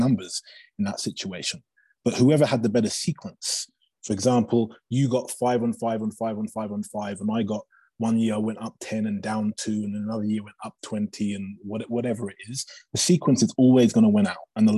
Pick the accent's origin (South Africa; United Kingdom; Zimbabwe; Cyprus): United Kingdom; England; moved away as an adult; now in Aspen, United States; it was growing up in England